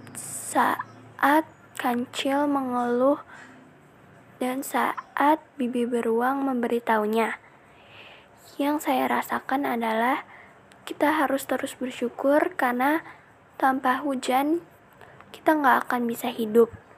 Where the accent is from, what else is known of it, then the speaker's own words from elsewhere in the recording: South Tangerang, Banten, Indonesia; Saya dari Mindua, Kota Tangerang Selatan, Ciputa Timur